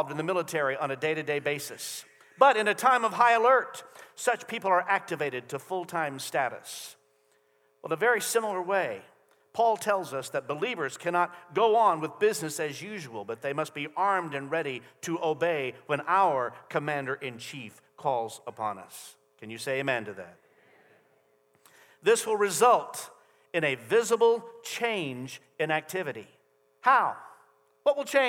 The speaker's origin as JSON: {"language": "English", "country": "United States", "said": "as American citizens"}